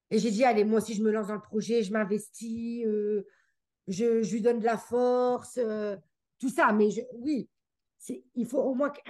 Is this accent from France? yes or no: no; Geneva, Switzerland; accent: French; now in Canada; comme je venais de Genève et tout, que j'étais dans un environnement anglais et tout